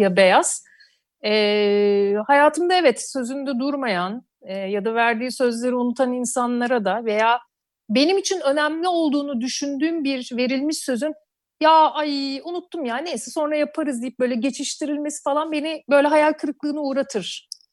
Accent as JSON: {"language": "Turkish", "town": "Urla", "region": "İzmir", "country": "Turkey", "tie": "born or raised there", "moved": "as an adult", "lives_now": "Istanbul, Turkey", "said": "ben doğma büyüme oralıyım"}